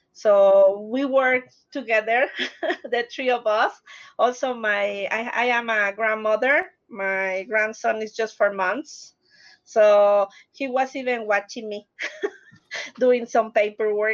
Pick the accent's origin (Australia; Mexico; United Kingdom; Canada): Mexico; Mexico City; English is a second language; moved away as an adult; now in Denver, United States; I am originally from Mexico City